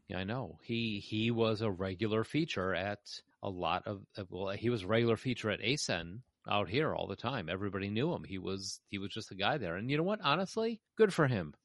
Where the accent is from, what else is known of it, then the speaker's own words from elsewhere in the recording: Chicago, Illinois, United States; I'm a Chicagoan.